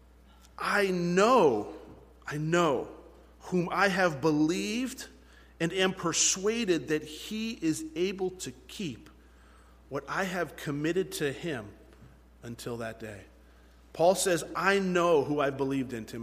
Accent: United States; we fall short as American Christians

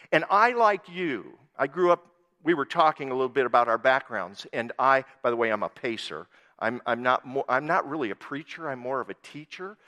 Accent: Worthington, Minnesota, United States; now in Hill City, United States; my home where I grew up in Worthington, Minnesota

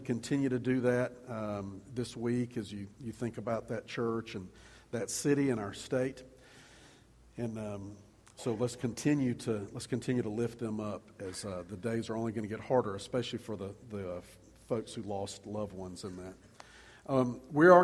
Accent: Columbia, South Carolina, United States; When I was in middle school, growing up in Columbia, I was on a church basketball team.

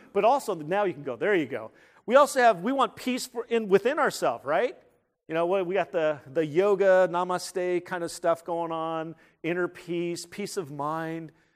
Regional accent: San Jose, California, United States; moved away; the Winchester Mansion in San Jose, California. That's where I'm from

